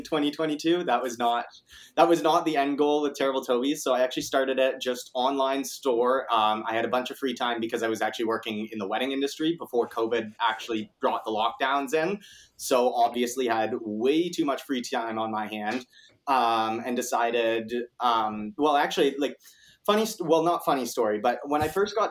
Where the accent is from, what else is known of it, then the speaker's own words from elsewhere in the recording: Kitchener, Ontario, Canada; I am 24 years old, Kitchener born and raised. So I went to KCI and I've been living in Kitchener my whole life